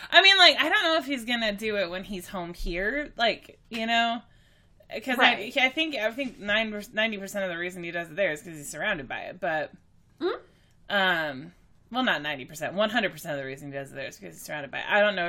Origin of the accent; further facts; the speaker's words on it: Texas, United States; I grew up in Texas and I grew up all over the place, but I've spent the majority of my life in Texas at this point. And I don't really hear an accent if I have one.